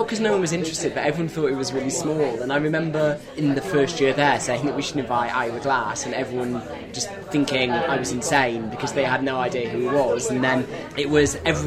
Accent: Leeds, Yorkshire and the Humber, United Kingdom; moved away; also born or lived in Cambridge; growing up in Leeds

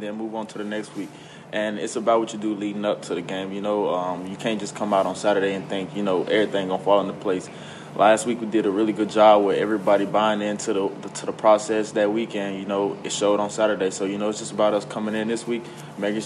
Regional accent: Nashville, Tennessee, United States; my hometown, which is Nashville

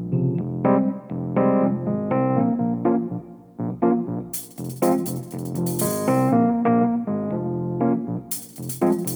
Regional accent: Essex, East of England, United Kingdom; I'm from Essex

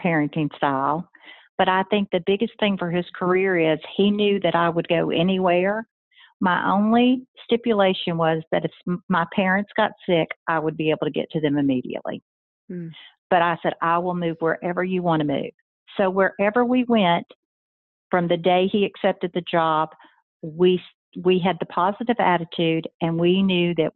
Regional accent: Mississippi, United States; also born or lived in Memphis, Tennessee; I am a Mississippi girl. I was born in Tennessee in Memphis, and then my family moved right across the state line when I was in fourth grade. So I am a Mississippi girl

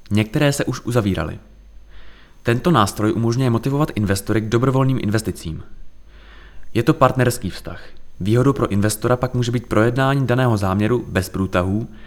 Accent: Prague, Czechia; now in Řevnice, Czechia; Dojížděl jsem z Prahy do Hudčic u Březnice, odkud pochází můj otec.

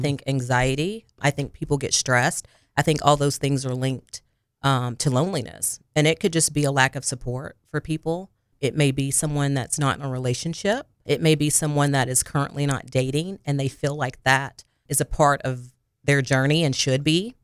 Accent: Harrisburg, Arkansas, United States; moved away as an adult; also born or lived in Jonesboro, Arkansas; now in Little Rock, United States; I am originally from Harrisburg, Arkansas. It is by Jonesboro, Arkansas

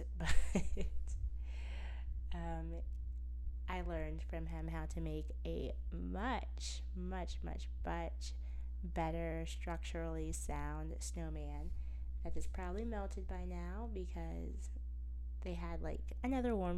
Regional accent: United States; I'm from America

